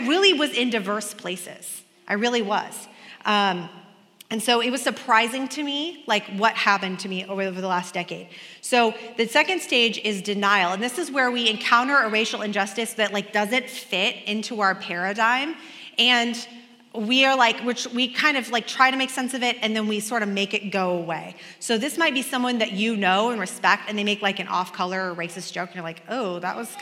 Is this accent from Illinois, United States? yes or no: no; Kansas, United States; also born or lived in Oregon; when I moved to Kansas from Oregon, my first friend was an Asian American girl. We were both in class together